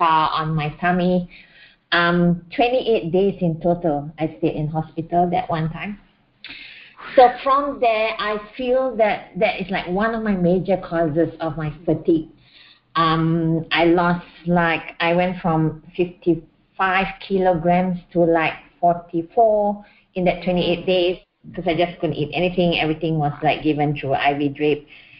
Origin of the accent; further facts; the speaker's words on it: Malaysia; moved away as an adult; now in Australia; I'm originally from Malaysia. Then I moved to Australia